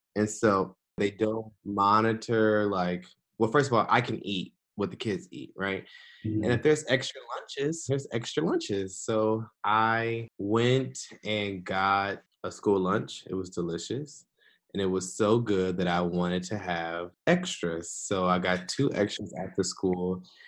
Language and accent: English; Detroit, Michigan, United States; also born or lived in Washington, District of Columbia, United States / Qatar; I am originally from Detroit, Michigan and that's still where I'm from. Uh, that's where I live.